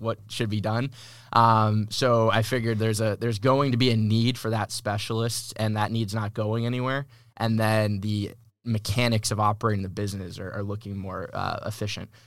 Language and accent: English; Massachusetts, United States; moved away as an adult; now in San Diego, United States; I'm originally from Massachusetts. Uh, moved to San Diego in twenty eighteen